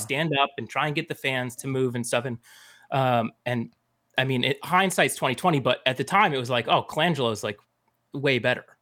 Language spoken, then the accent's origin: English; Phoenix, Arizona, United States; moved away; and I grew up in Phoenix